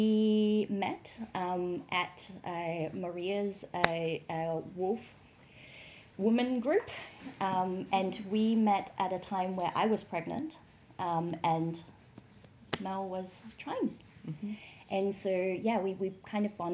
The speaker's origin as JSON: {"language": "English", "town": "Melbourne", "region": "Victoria", "country": "Australia", "moved": "yes", "lives_now": "Shanghai, China", "said": "I'm from Melbourne in Australia"}